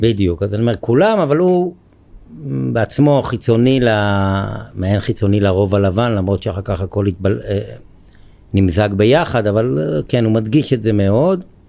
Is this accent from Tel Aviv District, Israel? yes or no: yes; Ramat HaSharon, Tel Aviv District, Israel; אני בן רמת השרון במקור, גר במושב הרבה שנים